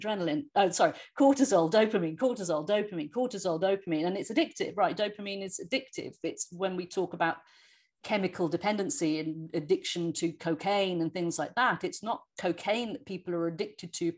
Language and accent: English; England, United Kingdom; now in United States; I'm an English person living in the States